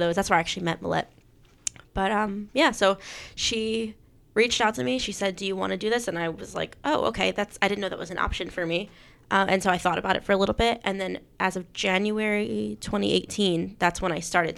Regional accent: Mays Landing, New Jersey, United States; Mays Landing

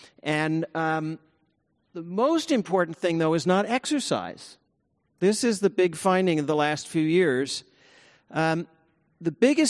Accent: California, United States; it's harder to do there than it is here in my hometown of the Bay Area

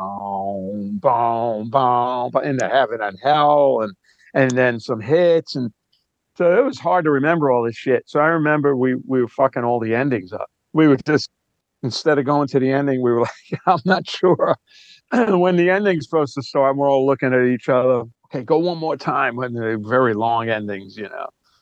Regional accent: New York City, New York, United States; I'm from Brooklyn, New York.

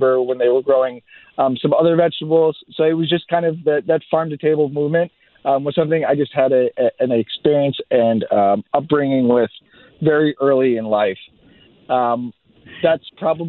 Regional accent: Connecticut, United States; So I'm actually born and raised in Connecticut, but my grandparents owned a small livestock farm in northern Vermont.

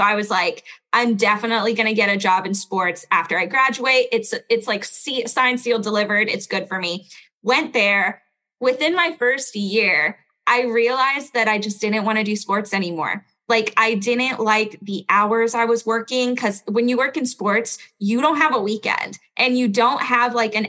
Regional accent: Belgium; accent: standard American; also born or lived in United States; So I was born in Belgium. I was raised in like 6 different countries before moving to the United States. So I'm like Belgian American. That's why I have no accent.

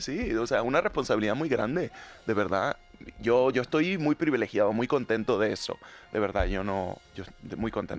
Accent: Panama; now in Madrid, Spain; Yo soy panameño, latinoamericano

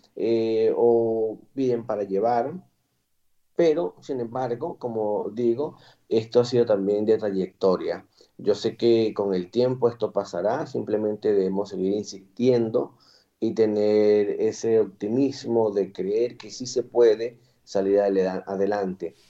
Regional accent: Boconó, Trujillo, Venezuela; moved away as an adult; also born or lived in Madrid, Spain / Valencia, Spain; now in Cartagena, Spain; vengo de Venezuela, de un pueblo que se llama Boconó, del estado Trujillo, al occidente del país, en la región andina

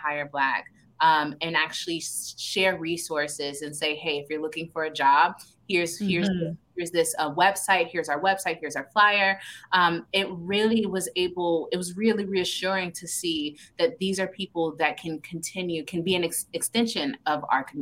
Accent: Miami, Florida, United States; I'm from Miami

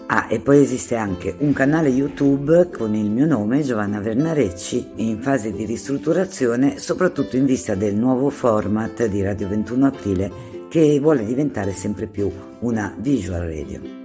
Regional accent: Genoa, Liguria, Italy; sono di Genova

